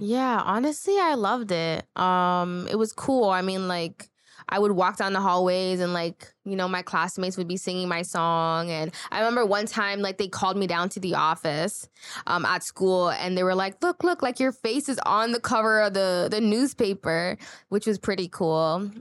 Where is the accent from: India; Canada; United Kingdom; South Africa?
Canada; Toronto, Ontario; I grew up in Scarborough